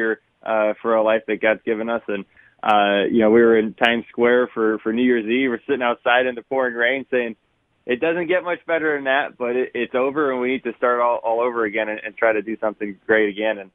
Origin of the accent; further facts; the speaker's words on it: Connecticut, United States; I'm from Connecticut